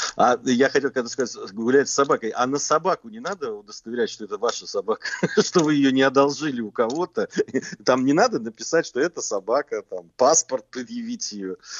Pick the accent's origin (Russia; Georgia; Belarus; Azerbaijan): Georgia; Я как грузин